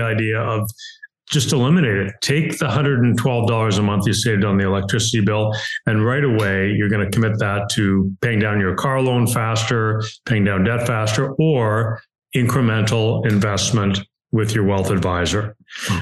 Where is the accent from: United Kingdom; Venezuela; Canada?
Canada; now in Cleveland, United States; I'm in Cleveland, Ohio. Uh, I'm a Canadian citizen and a U.S. permanent resident